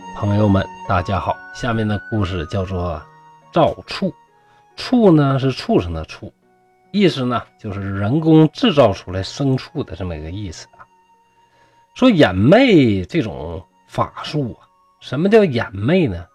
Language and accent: Chinese; Shenyang, Liaoning, China; accent: Northeastern Mandarin; 像我们东北这边儿啊